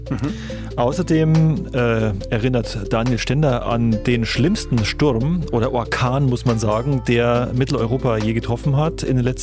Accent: Rosenheim, Bavaria, Germany; Und Elifee war in meiner Heimat in Rosenheim unterwegs bei den Hagelfliegern, die dort das Wetter beeinflussen, behaupten sie zumindest.

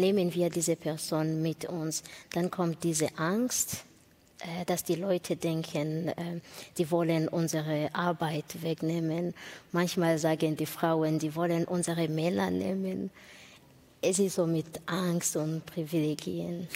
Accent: Rwanda; German is a second language; also born or lived in Burundi; now in Germany; Ich bin in Ruanda geboren

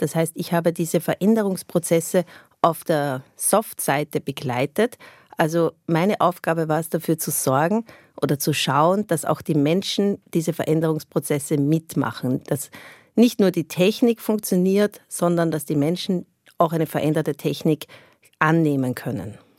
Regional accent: Austria; moved away as an adult; ich bin im, im Umkreis von Wien aufgewachsen, aber doch eher ländlich.

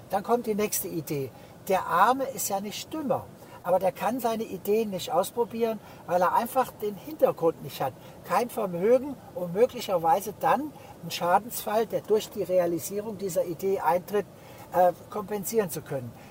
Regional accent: Heidelberg, Baden-Württemberg, Germany; Ich komme aus Heidelberg, sehr reiche Gegend.

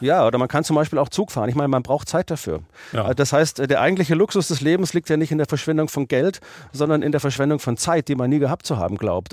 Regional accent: Germany; ich bin Deutscher

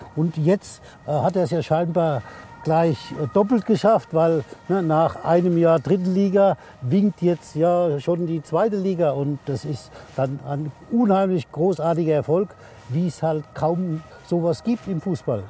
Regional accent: Elversberg, Saarland, Germany; in meinem Heimatort

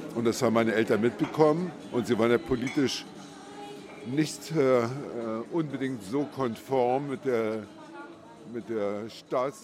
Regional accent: Beeskow, Brandenburg, Germany; also born or lived in Dortmund; now in Berlin, Germany; Ich komme aus der Umgebung. Ja. Brandenburg, Besko an der Spree

